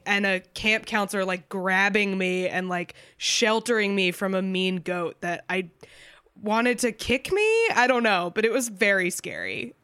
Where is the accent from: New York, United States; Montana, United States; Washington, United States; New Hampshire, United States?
New Hampshire, United States; I grew up in New Hampshire, which is like relatively rural